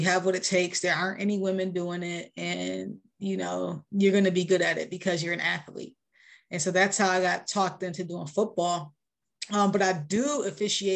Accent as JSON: {"language": "English", "town": "Rochester", "region": "New York", "country": "United States", "tie": "born or raised there", "moved": "yes", "said": "I grew up in Rochester, like pretty much like the inner city"}